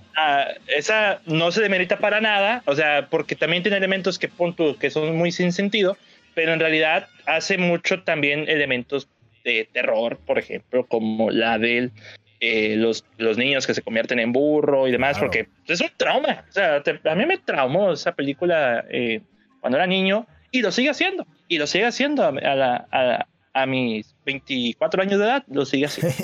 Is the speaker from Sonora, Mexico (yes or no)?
no; Nuevo León, Mexico